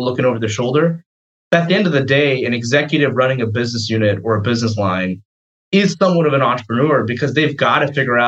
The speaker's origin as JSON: {"language": "English", "town": "Atlanta", "region": "Georgia", "country": "United States", "tie": "born or raised there", "said": "I grew up here in Atlanta, actually, elementary through high school"}